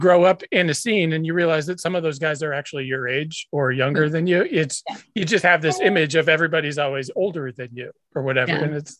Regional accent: New Hampshire, United States; I grew up in New Hampshire, which had no punk rock scene whatsoever.

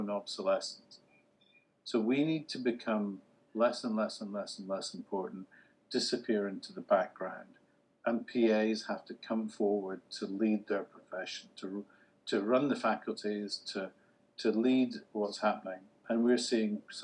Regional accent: United Kingdom; I'm the first non-American keynote speaker and I'm British

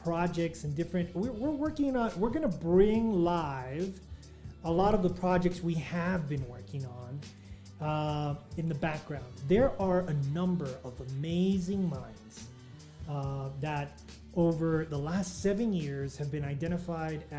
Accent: El Paso, Texas, United States; my hometown of El Paso, Texas

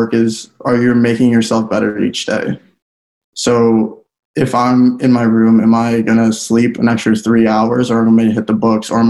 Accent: United States; felt that if I didn't grow up in the States, I think my mentality would have been a lot different if I grew up in the Philippines

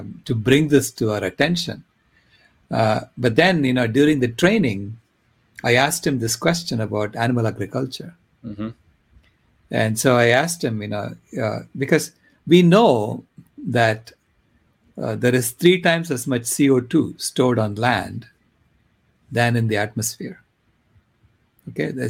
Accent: India; moved away as an adult; also born or lived in Long Island, United States / Stanford, United States; now in United States; I was born in India. And then I did my undergraduate in India. So I was there until I was 21 years old

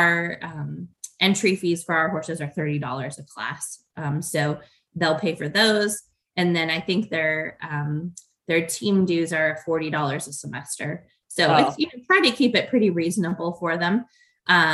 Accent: Chicago, Illinois, United States; now in Ohio, United States; So I grew up in outside of Chicago

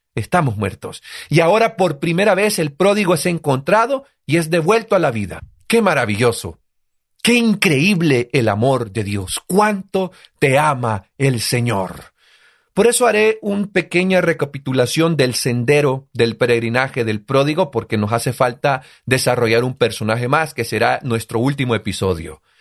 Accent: El Salvador

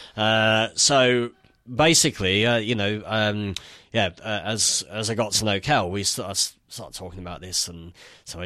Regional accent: Nottingham, East Midlands, United Kingdom; moved away as an adult; also born or lived in London / Netherlands; I'm from Nottingham originally

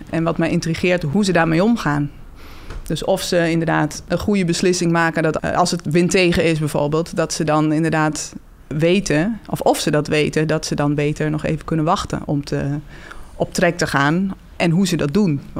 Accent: Twente, Overijssel, Netherlands; daar kom ik ook weg.

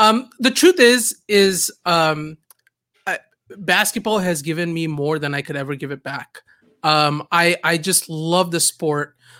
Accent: Southern California, United States; also born or lived in Canada; I grew up in Southern California. I moved here, uh, in the sixth grade. Uh, I moved here from, actually, Canada

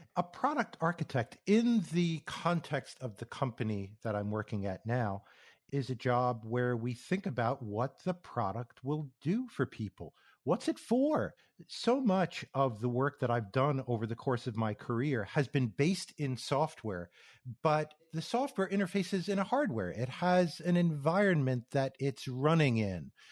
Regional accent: New York area, United States; moved away as an adult; also born or lived in Connecticut / Phoenix, Arizona; I grew up in the New York area on the east coast

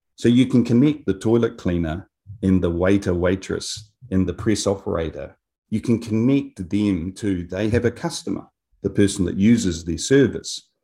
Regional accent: Wingatui, Otago, New Zealand; moved away as an adult; now in Japan; I was a country boy. I grew up in Wingatuie, south of Dunedin

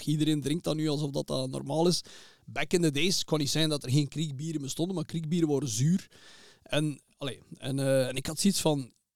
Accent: Zottegem, Flanders, Belgium; Ik ben geboren in Zottegem

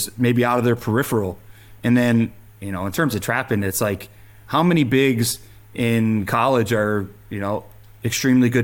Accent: Big Ten country, Midwest, United States; growing up in Big Ten country

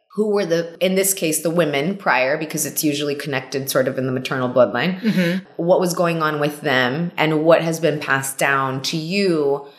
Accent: Laredo, Texas, United States; also born or lived in Mexico City, Mexico; I grew up in Laredo, Texas

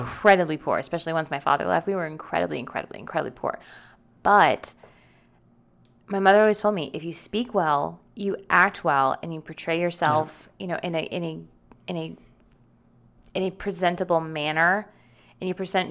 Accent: Canada; Growing up in Canada, even if you lived in a more urban area like Toronto or Ottawa or Montreal, there was no separate subculture for blacks versus whites

